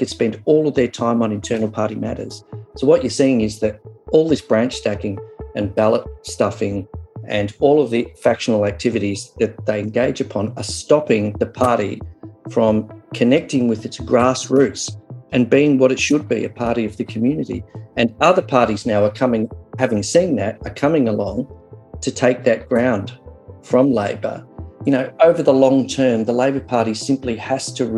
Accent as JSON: {"language": "English", "town": "Doveton", "region": "Victoria", "country": "Australia", "tie": "born or raised there", "said": "I grew up in Doveton, out past Dandenong."}